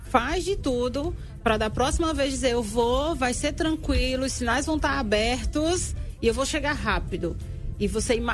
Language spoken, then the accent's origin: Portuguese; Arapiraca, Alagoas, Brazil; sim, sou da terra, sou de Arapiraca.